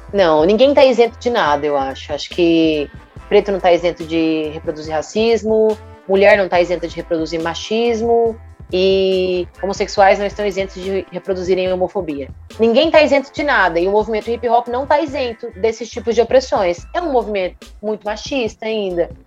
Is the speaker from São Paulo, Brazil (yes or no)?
no; Rondonópolis, Mato Grosso, Brazil; moved away as an adult; now in Cuiabá, Brazil; Sou natural de Rondonópolis